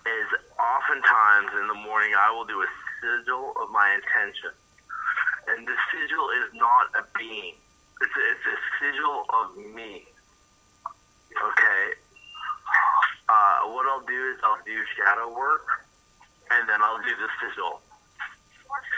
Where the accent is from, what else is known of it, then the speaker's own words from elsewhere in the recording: Wales, United Kingdom; I'm Welsh